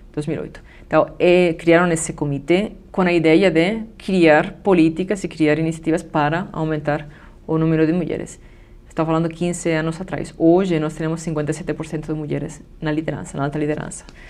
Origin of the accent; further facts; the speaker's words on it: Spain; Portuguese is a second language; now in Brazil; eu sou da Espanha